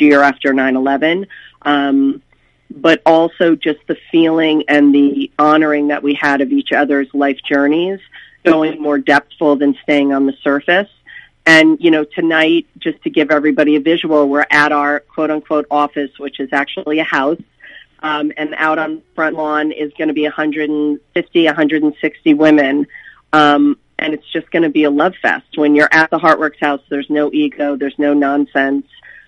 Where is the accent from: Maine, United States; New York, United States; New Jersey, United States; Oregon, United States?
New Jersey, United States; Bernardsville; moved away as an adult; also born or lived in Boulder, Colorado; we moved back to our hometown of Bernardsville and Peapack Gladstone, New Jersey, my husband and I.